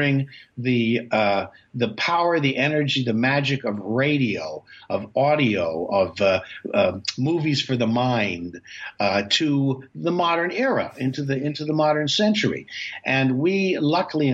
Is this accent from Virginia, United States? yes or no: no; New York City, New York, United States; also born or lived in Goshen, Indiana; I was born in Goshen, Indiana, but I was raised in Manhattan from an early age.